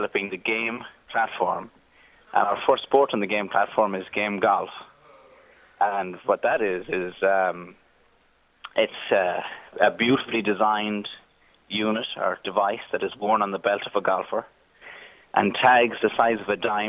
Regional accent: Galway, Connacht, Ireland; moved away as an adult; now in Silicon Valley, United States; I'm from Galway on the west coast

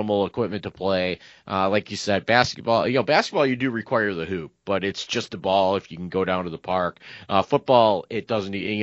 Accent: Northeast Ohio, United States; we didn't have a crew team or a crew club of any sort growing up in Northeast Ohio

